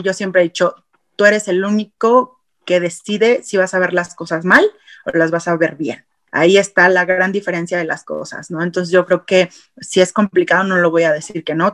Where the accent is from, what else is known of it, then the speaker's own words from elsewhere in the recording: Mexico; en nuestro país no tenemos una cultura hacia apoyar a deportistas